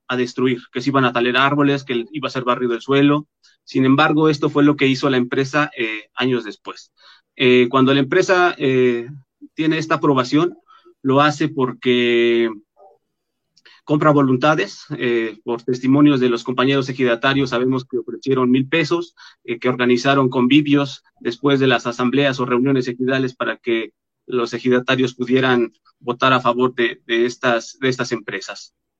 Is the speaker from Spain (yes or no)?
no; Calpulalpan, Tlaxcala, Mexico; somos de Calpulalpan